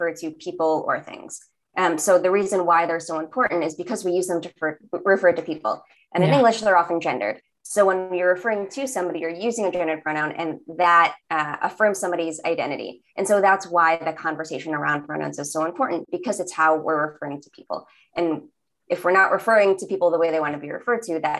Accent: New York City, New York, United States; accent: Staten Island; I was born in Staten Island and I grew up in New York, so I can really throw on like my Staten Island accent

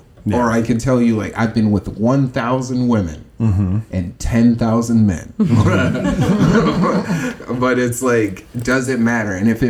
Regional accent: Midwest, United States; what I grew up in the Midwest, or what people down here consider the North

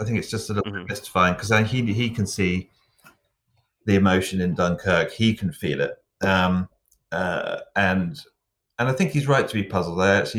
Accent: England, United Kingdom; But being English too, and I definitely, I could kind of identify the still waters run deep syndrome

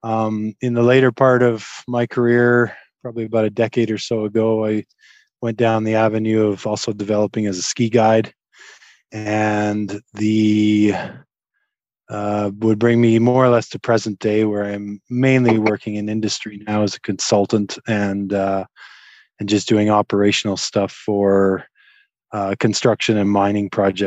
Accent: Claresholm, Alberta, Canada; I grew up in Southern Alberta, a small town called Claresholm. We grew up skiing and kind of playing outside.

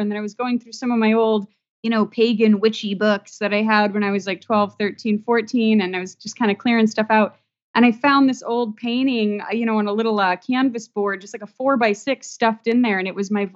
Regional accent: San Diego, California, United States; also born or lived in Florida; I was born here in San Diego and grew up in Ocean Beach

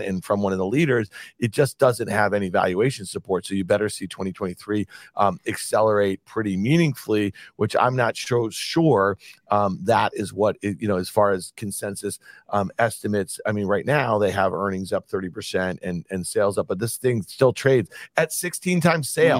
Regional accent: Syracuse, New York, United States; growing up in Syracuse, New York in the eighties

